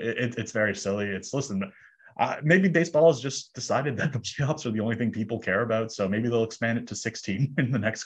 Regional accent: Toronto, Ontario, Canada; I grew up in Toronto

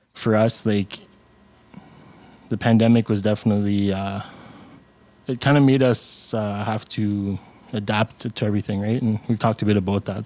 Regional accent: Sudbury, Ontario, Canada; also born or lived in Algonquin territory (Ottawa area); my family originates from Winnipeg, Kong, First Nation, but I grew up in Sudbury, Ontario

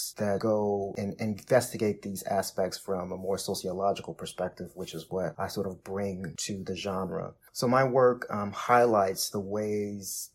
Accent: Chicago, Illinois, United States; I'm from Chicago

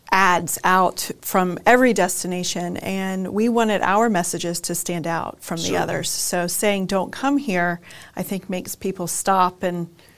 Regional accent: Treasure Coast, Florida, United States; also born or lived in Jacksonville, Florida; So I was born and raised on the Treasure Coast.

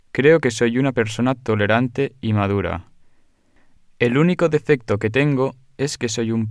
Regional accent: Spain; Soy español y vivo en la ciudad de Cádiz, en el oeste de España.

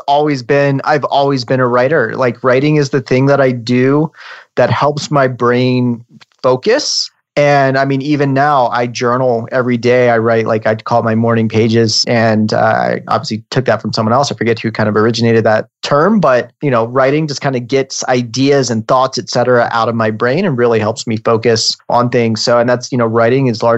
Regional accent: Virginia, United States; moved away as an adult; also born or lived in Switzerland / Manhattan, New York; now in Denver, United States; I was born and raised on the East Coast in Virginia, and I currently live in Denver, Colorado

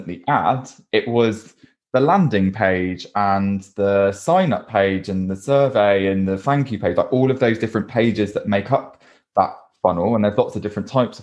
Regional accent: Bristol, South West England, United Kingdom; accent: Bristolian; My Bristolian accent came out strong

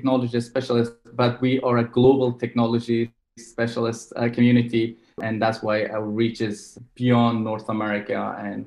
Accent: Afghanistan; now in Vancouver, Canada; I was born in Afghanistan, so I speak the two local languages, Farsi and Pashto.

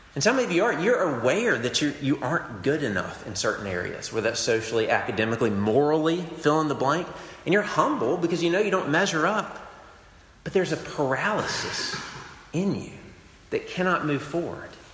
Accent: United States; I, I love being American

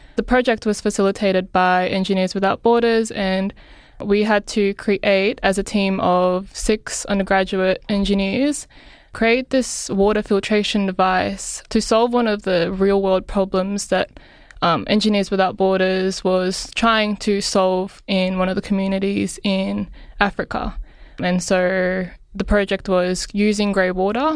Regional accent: Philippines; now in Australia; I grew up in the Philippines

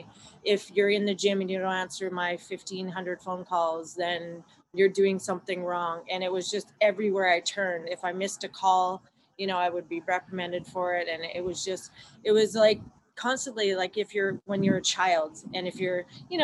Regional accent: Vancouver, British Columbia, Canada; moved away as an adult; now in California, United States; I grew up, I was born and raised in Vancouver, BC, Canada

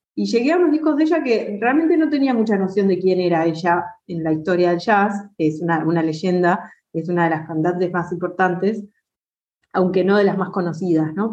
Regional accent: Argentina; also born or lived in Buenos Aires; soy una cantante argentina

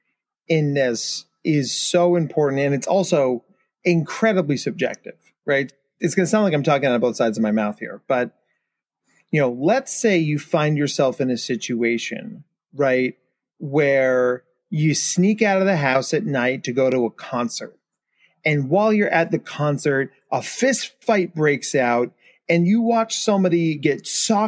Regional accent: New Jersey, United States; I was a senior in high school during 9/11. And I'm from New Jersey. So like my town, you can look up and see the Manhattan skyline from my town.

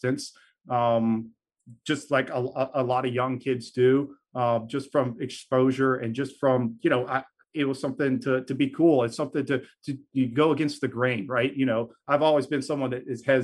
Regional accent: Baton Rouge, Louisiana, United States; moved away as an adult; now in New Orleans, United States; So I was born and raised in Baton Rouge. I have been in New Orleans for about 6 years now.

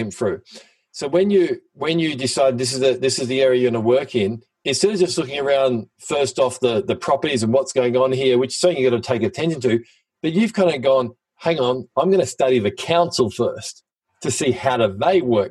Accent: Sydney, New South Wales, Australia; the Pittwater Shire where I grew up

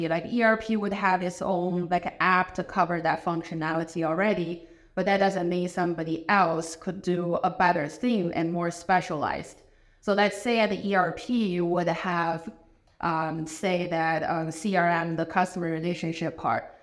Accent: China; English is a second language; moved away as an adult; also born or lived in Madison, Wisconsin / Chicago; now in Columbus, United States; I am originally from China. I was born in China

